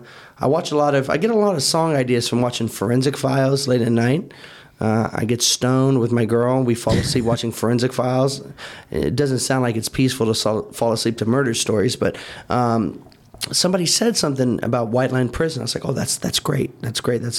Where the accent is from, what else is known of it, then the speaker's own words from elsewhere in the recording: Indiana, United States; now in Miami, United States; We're from Indiana